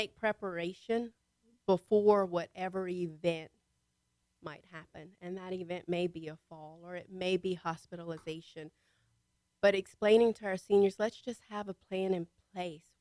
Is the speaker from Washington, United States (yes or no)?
no; Louisiana, United States; moved away as an adult; also born or lived in Montgomery County, Texas; now in Conroe, United States; I'm from Louisiana, so I know parishes. And I've been here 5 years